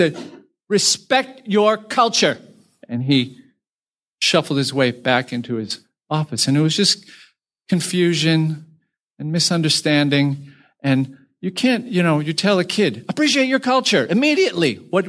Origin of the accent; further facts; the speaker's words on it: United States; My parents were originally from China and moved to Taiwan and moved to the United States